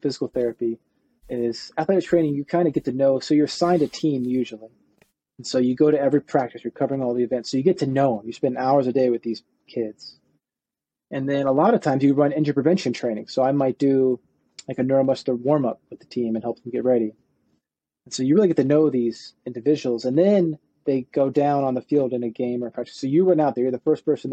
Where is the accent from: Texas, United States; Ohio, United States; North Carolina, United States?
Ohio, United States; Cincinnati; moved away as an adult; also born or lived in Virginia; my undergrad was at Northern Kentucky University because I grew up near Cincinnati